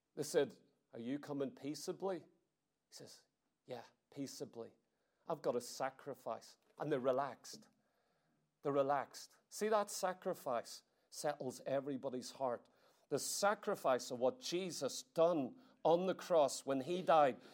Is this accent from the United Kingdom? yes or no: no; Ireland; I come all the way from Ireland